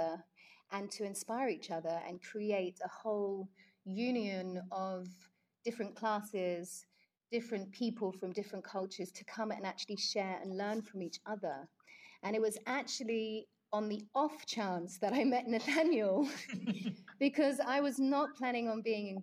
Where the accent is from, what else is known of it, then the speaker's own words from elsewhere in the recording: London, United Kingdom; growing up in London